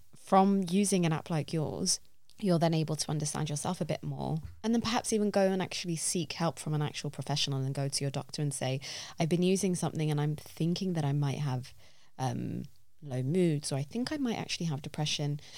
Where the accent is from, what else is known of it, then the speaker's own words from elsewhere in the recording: London, United Kingdom; I love this city with all my heart. I feel like I'm a Londoner